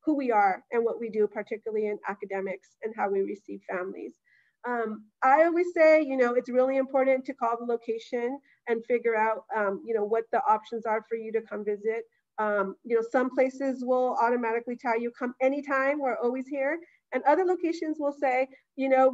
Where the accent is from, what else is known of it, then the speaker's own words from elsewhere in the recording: Los Angeles, California, United States; I grew up in Boyle Heights